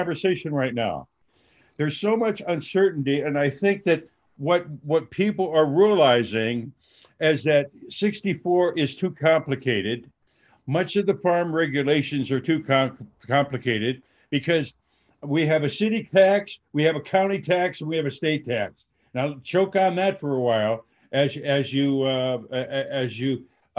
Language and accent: English; Dubuque, Iowa, United States; moved away as an adult; I'm a country boy, born and raised in Dubuque, Iowa.